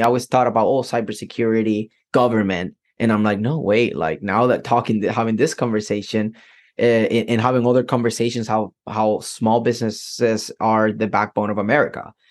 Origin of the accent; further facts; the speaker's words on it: Puerto Rico; now in United States; I am from Puerto Rico, right? Completely different culture than mm-hmm. than what Americans grow